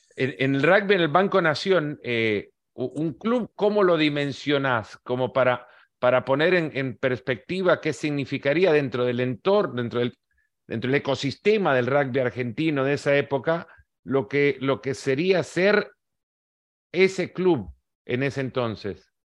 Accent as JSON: {"language": "Spanish", "country": "El Salvador", "tie": "born or raised there", "said": "Yo que crecí en El Salvador"}